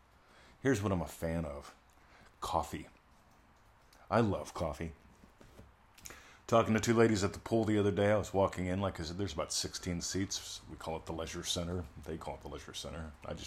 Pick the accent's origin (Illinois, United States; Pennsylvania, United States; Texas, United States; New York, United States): Pennsylvania, United States; She didn't know I had one of them there trees growing up in Pennsylvania, but I did.